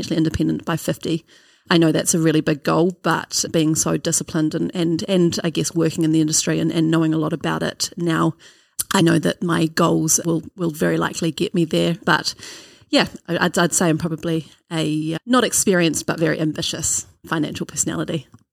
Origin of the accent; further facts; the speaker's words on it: Auckland, New Zealand; I grew up in Auckland on the North Shore.